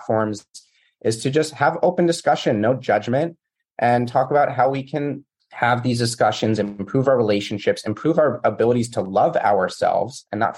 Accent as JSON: {"language": "English", "country": "United States", "tie": "born or raised there", "said": "I grew up in the States"}